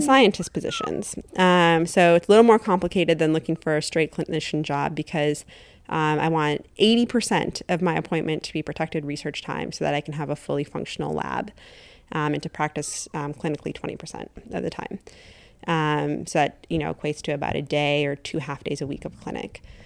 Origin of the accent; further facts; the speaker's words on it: Janesville, Wisconsin, United States; moved away as an adult; also born or lived in Saint Louis, Missouri / Madison, Wisconsin; I grew, was born and raised in Janesville, Wisconsin, southern Wisconsin